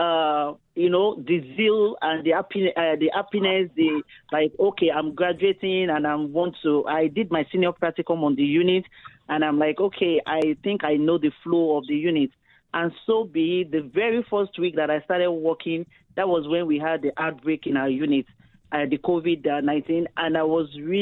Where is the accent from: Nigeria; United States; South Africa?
Nigeria; now in Canada; I was born in Nigeria. I relocated to Canada 2007.